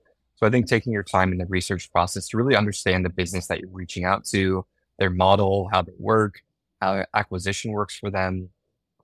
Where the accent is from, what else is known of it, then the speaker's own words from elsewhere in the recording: San Francisco Bay Area, California, United States; I grew up in the San Francisco Bay Area